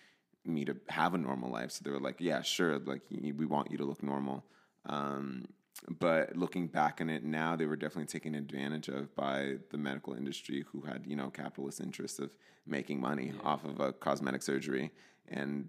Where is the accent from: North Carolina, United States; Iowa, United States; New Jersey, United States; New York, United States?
New Jersey, United States; moved away as an adult; also born or lived in California; I grew up in New Jersey in a Latino household. My parents are from El Salvador